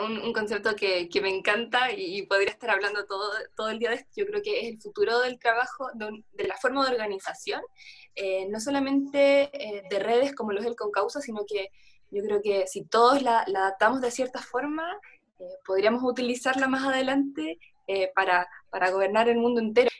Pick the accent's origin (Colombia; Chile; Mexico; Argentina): Chile; en mi país, por ejemplo, en Chile